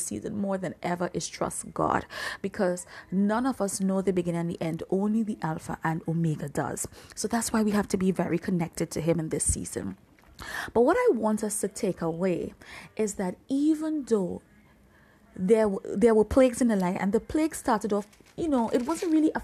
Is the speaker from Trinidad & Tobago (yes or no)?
yes; Trinidad & Tobago; moved away; I'm from the Caribbean region. I'm from Trinidad and Tobago, even though I'm not physically there right now.